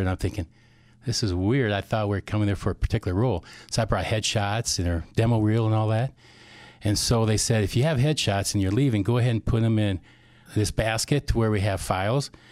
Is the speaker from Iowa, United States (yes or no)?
yes; Whittier, Iowa, United States; also born or lived in Cedar Rapids, Iowa; now in Forest City, United States; I was actually born here in Cedar Rapids. Then I moved to Whittier, about six years old, and went to Springville High School in grade school